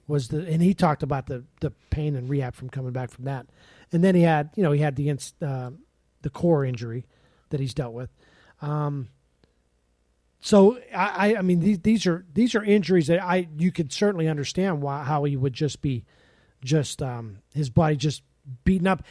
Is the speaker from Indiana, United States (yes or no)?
no; Pittsburgh, Pennsylvania, United States; moved away; growing up in Pittsburgh